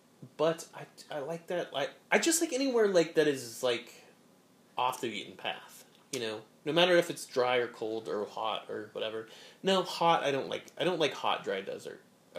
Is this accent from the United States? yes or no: yes; United States